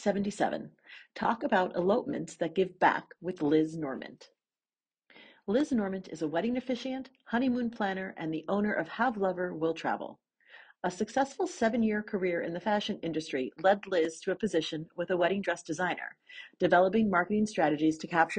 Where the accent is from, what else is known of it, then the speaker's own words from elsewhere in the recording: New York City, New York, United States; And so you're in New York City. Yes. My hometown.